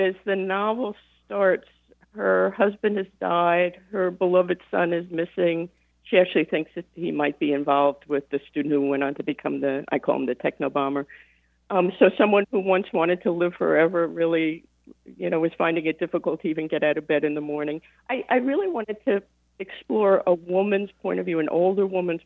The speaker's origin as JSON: {"language": "English", "area": "the Catskills", "region": "New York", "country": "United States", "tie": "born or raised there", "moved": "yes", "lives_now": "Ann Arbor, United States", "said": "I grew up in the Catskills at a hotel, like the one in Dirty Dancing"}